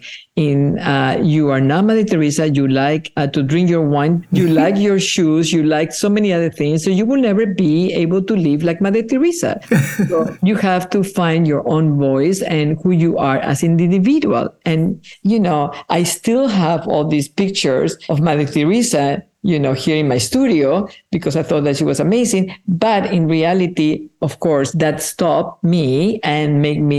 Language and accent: English; Peru; first language Spanish; English is a second language; moved away; I was born in Peru, and my mother tongue is Spanish